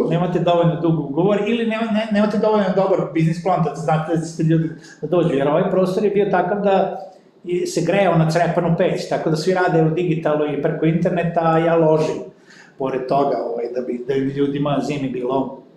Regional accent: northern Serbia, Serbia; kod nas u Srbiji, posebno kod nas na severu

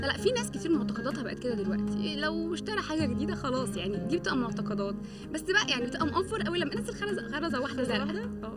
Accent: Egypt; احنا اصلا كمصريين وكعالم عربي

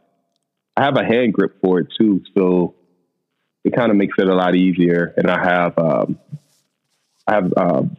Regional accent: East St. Louis, Illinois, United States; Originally, I am from East St. Louis, Illinois

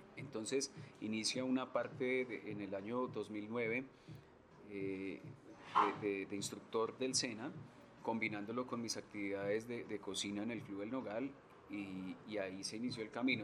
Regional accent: Colombia; como cocineros colombianos

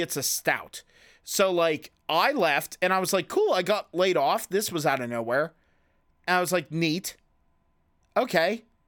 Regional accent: Clearfield, Pennsylvania, United States; also born or lived in Loughaven; I moved back to my hometown of where we love to make fun of so much, which is Clearfield.

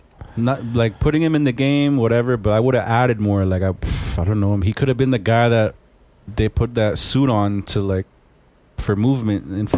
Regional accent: Miami, Florida, United States; I'm from here. Technically, I would say I'm from Miami at this point.

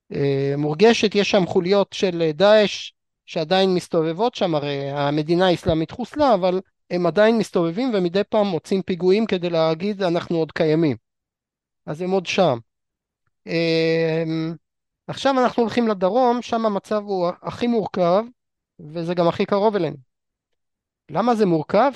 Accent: Israel; אותנו כישראלים

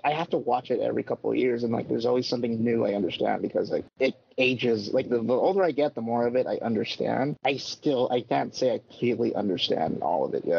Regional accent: Philippines; I'm Filipino.

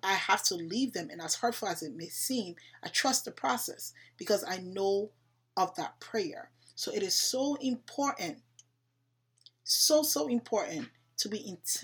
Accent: Liberia; I'm African. I'm from Liberia

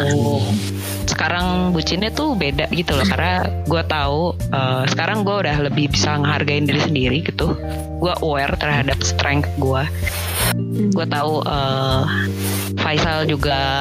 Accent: Jakarta, Indonesia; teman-teman SMA gue lah ya di Jakarta

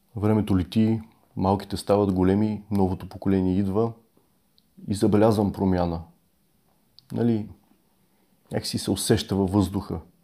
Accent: Bulgaria; ние сме България с всичкото, с което идва това име

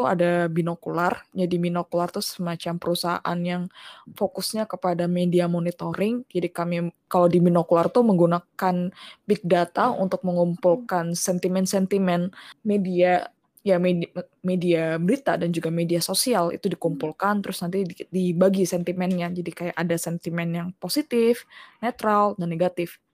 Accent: Balikpapan, East Kalimantan, Indonesia; moved away; koran lokal dulu tuh namanya Kaltim Post karena aku dulu sempet tinggal di Balikpapan

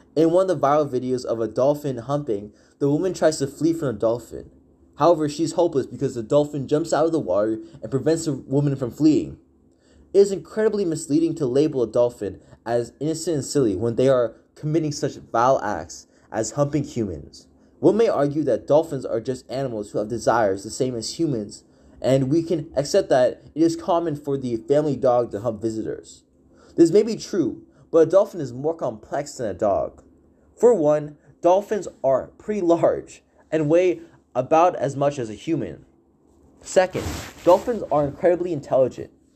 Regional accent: Walnut Creek, California, United States; I am from the Bay Area, more specifically Walnut Creek

